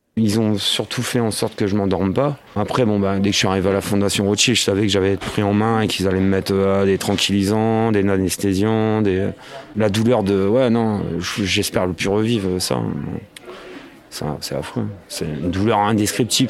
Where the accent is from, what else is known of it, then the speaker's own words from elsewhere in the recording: Picardy, Hauts-de-France, France; also born or lived in Paris; now in Breteuil, France; je suis un petit picard